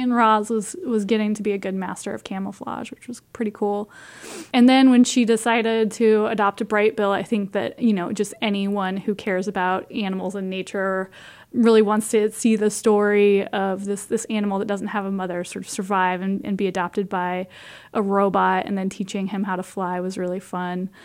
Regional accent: Iowa, United States; I grew up in Iowa

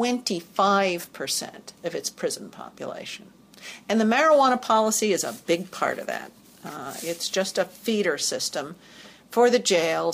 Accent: New York City, New York, United States; moved away as an adult; also born or lived in Massachusetts / Durham, North Carolina / Washington, D.C. / Boston; now in Chicago, United States; I grew up in the New York City area, went to college in Massachusetts

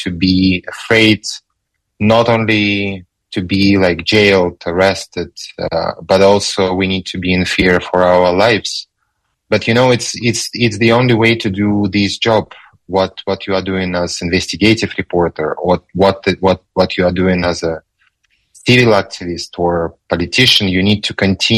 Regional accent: Kazakhstan; my home country, Kazakhstan

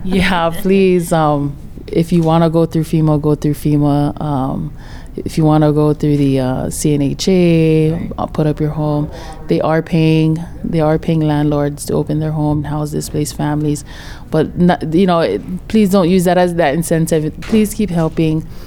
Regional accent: Lahaina, Hawaii, United States; I was born and raised in Lahaina side

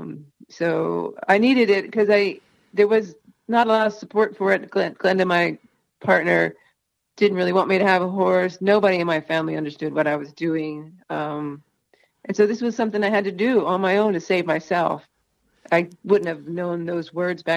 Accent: Northeast, United States; also born or lived in North Carolina; now in New Mexico, United States; We're from the Northeast, so we talk a lot and we talk fast and we talk over each other

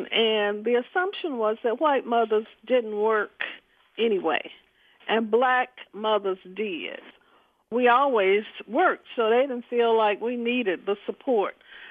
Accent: Birmingham, Alabama, United States; I grew up in the Deep South in Birmingham, Alabama

